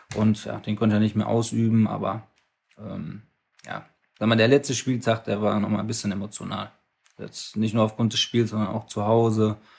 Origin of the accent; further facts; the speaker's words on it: Mannheim, Baden-Württemberg, Germany; komme gebürtig aus Mannheim, Hab äh, beim SSV Vogelstand angefangen Fußball zu spielen, da war mein Vater mein, mein Trainer bis zur E-Jugend